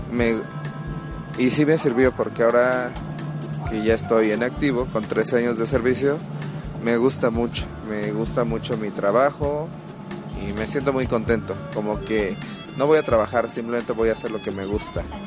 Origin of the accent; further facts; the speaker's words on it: Tehuacán, Puebla, Mexico; soy de Tehuacán, Puebla